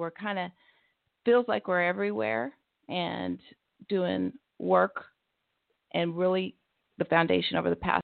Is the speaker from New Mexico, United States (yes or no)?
yes; New Mexico, United States; moved away as an adult; now in Tulsa, United States; I'm originally from New Mexico